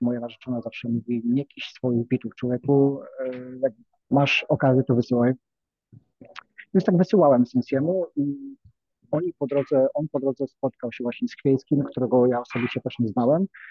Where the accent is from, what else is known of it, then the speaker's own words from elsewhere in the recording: Nowa Ruda, Lower Silesian Voivodeship, Poland; pochodzę z małego miasta Nowa Ruda na Dolnym Śląsku